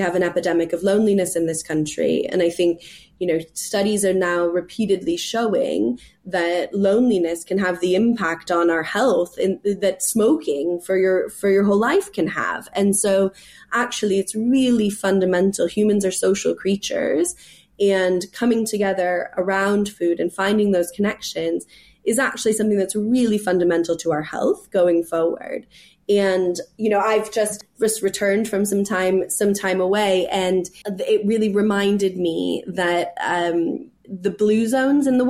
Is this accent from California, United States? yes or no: yes; California, United States; moved away as an adult; also born or lived in New York City; now in England; I'm from California